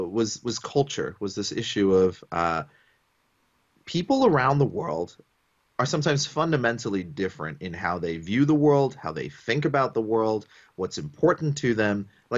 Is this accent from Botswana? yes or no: yes; Botswana; also born or lived in Sri Lanka / Papua New Guinea; And then I grew up in Botswana at a time when South Africa was going through apartheid.